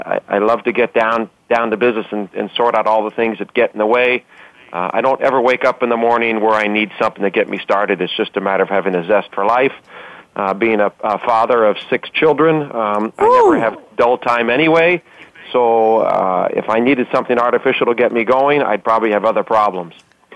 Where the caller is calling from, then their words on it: Los Angeles, California, United States; I am calling from Los Angeles.